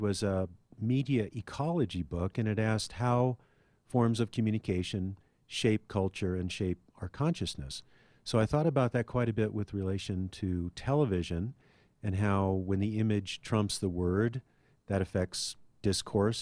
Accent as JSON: {"language": "English", "town": "Anchorage", "region": "Alaska", "country": "United States", "tie": "born or raised there", "moved": "yes", "lives_now": "Denver, United States", "said": "We had three channels when I was growing up in Anchorage, Alaska"}